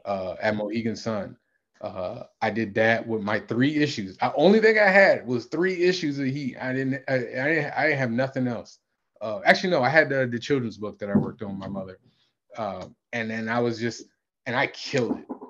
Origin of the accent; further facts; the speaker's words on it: Connecticut, United States; I was in Connecticut. Nothing against my hometown